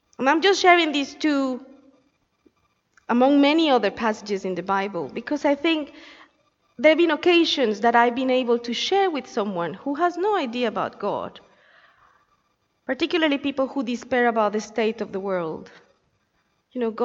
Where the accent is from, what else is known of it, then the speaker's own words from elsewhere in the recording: Colombia; moved away; I come from Colombia